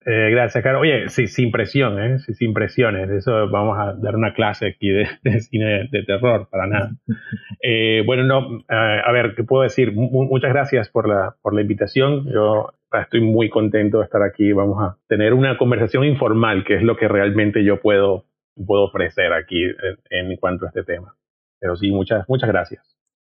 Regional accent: Venezuela; moved away as an adult; also born or lived in Pamplona, Spain; me fui de Venezuela, que me fui a, vivir a España

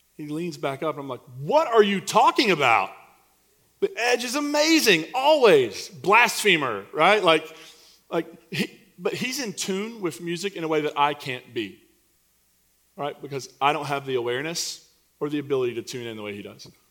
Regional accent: Eastern Kentucky, United States; moved away; I'm from Eastern Kentucky, and coal put me through college.

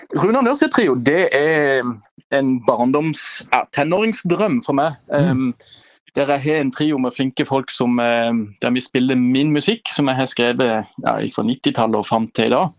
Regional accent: Lyngdal, Agder, Norway; moved away; Jeg er fra Lyngdal

